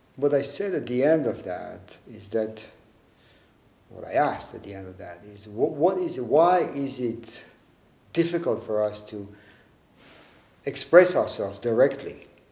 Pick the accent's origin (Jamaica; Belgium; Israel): Israel; Tel Aviv, Tel Aviv District; also born or lived in a village surrounded by orange groves; when I was in eighth grade, we moved from Tel Aviv, from the city, to a small, a smaller village surrounded by orange groves.